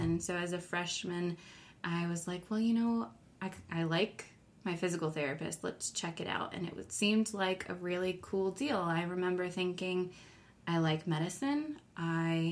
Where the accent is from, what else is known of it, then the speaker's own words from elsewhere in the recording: Agawam, Massachusetts, United States; moved away as an adult; also born or lived in Washington, D.C.; I spent from the age of 5 until I graduated in Agawam, Massachusetts